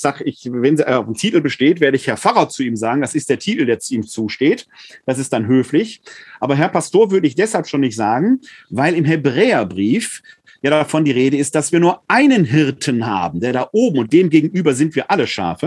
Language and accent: German; Ruhr area, North Rhine-Westphalia, Germany; now in Wuppertal, Germany; In meiner Heimat im Ruhrgebiet